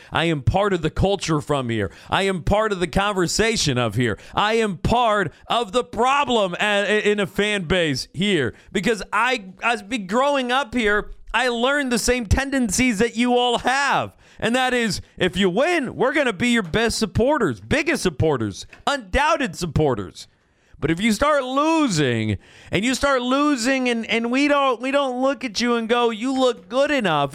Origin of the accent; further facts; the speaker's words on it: Fresno, California, United States; I am a Fresnan through and through. I am a Fresno kid.